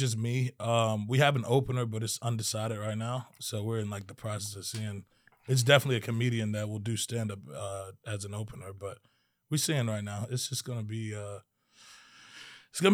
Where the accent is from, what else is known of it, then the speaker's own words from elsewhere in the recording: Maryland, United States; I was born in Maryland.